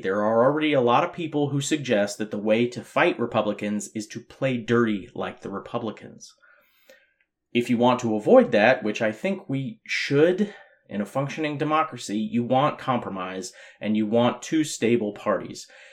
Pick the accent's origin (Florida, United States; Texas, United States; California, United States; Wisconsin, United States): California, United States; Southern; growing up in Southern California